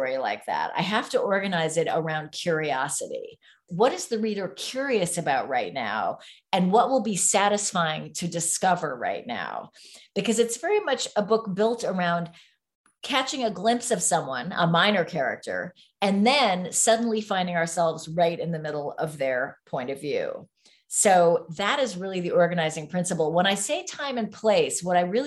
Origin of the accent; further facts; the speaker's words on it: San Francisco, California, United States; So I grew up in San Francisco. We didn't move there until 1969